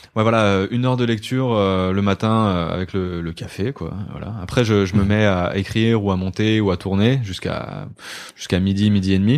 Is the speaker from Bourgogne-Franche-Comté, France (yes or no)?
no; Côtes-d'Armor, Brittany, France; moved away as an adult; now in Paris, France; Je viens de euh, Côte d'Armor. J'ai vécu 19, 20 ans là-bas.